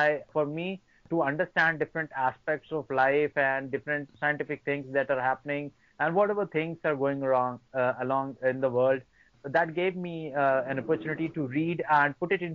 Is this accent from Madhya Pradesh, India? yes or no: yes; Singrauli district, Madhya Pradesh, India; I'm from Singrauli district, from Madhya Pradesh state of India